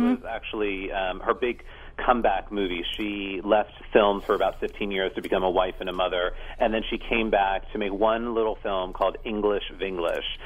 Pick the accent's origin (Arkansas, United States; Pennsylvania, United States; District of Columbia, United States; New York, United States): Pennsylvania, United States; I was born here in Pennsylvania and I've spent my whole life in America